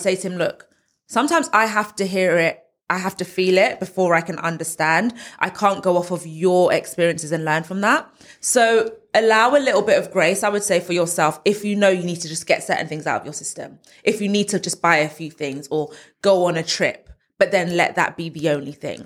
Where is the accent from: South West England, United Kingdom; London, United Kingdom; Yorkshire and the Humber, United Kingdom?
London, United Kingdom; moved away as an adult; now in Essex, United Kingdom; I'm from Northwest London, born and raised zone two